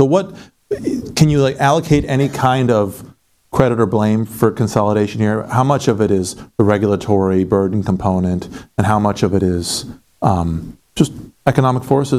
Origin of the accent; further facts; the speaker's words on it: Iowa, United States; I'm from Iowa